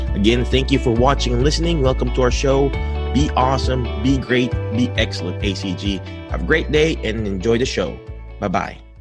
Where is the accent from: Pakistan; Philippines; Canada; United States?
Philippines; accent: Filipino; my Filipino, my Filipino accent